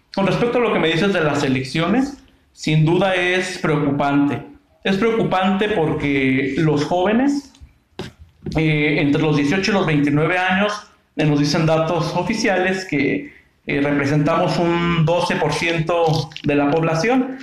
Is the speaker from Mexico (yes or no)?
yes; Angamacutiro, Michoacán, Mexico; moved away as an adult; now in Morelia, Mexico; soy originario del municipio de Angamactiro, aquí de nuestro estado de Michoacán